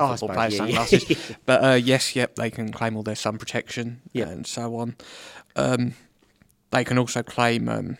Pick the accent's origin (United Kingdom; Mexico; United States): United Kingdom; England; now in Australia; as an Englishman